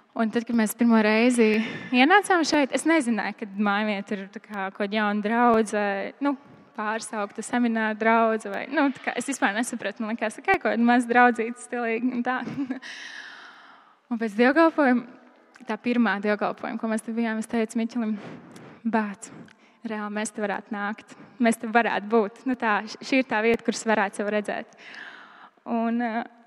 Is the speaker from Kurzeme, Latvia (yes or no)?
yes; Liepāja, Kurzeme, Latvia; es uzaugu Liepājā